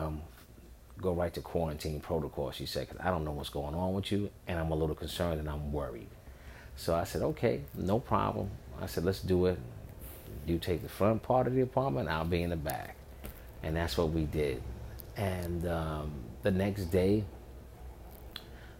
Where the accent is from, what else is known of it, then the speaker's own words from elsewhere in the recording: New York, United States; So I'm from New York